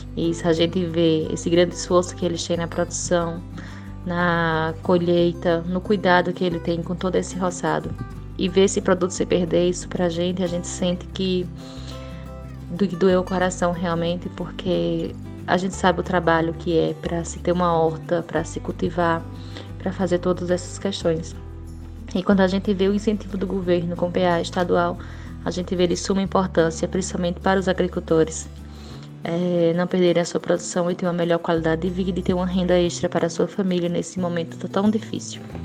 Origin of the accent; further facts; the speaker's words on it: Triunfo, Pernambuco, Brazil; sou de Triunfo